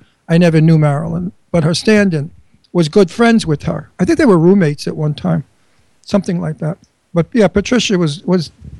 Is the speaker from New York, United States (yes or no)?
yes; New York City, New York, United States; also born or lived in Bucks County, Pennsylvania; now in Pennsylvania, United States; when he hears my accent, he'll think he's talking to Fran Drescher's brother. Because I came from one town away from her. I came from Astoria. She came from Flushing.